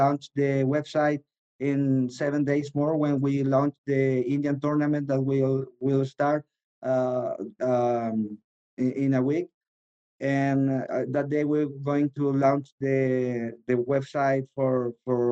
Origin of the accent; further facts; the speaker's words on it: Chile; also born or lived in Los Angeles; in Chile, because it's my hometown